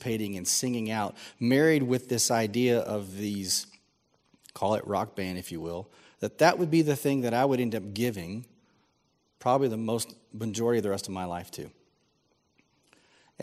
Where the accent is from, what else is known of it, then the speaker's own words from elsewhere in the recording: San Antonio, Texas, United States; I grew up here in San Antonio